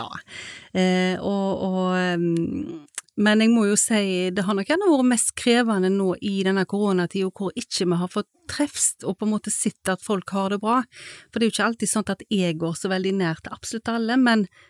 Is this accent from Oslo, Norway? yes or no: no; Haugesund, Rogaland, Norway; moved away; jeg kom jo fra Haugesund og hadde vært med mamma der på møter